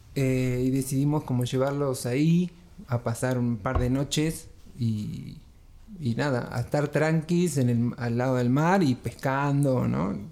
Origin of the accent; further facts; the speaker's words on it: Trelew, Chubut, Argentina; moved away as an adult; Chubut, bien al sur. Este, mm, la Patagonia Argentina, bien helada. Ahí nací y viví 19 años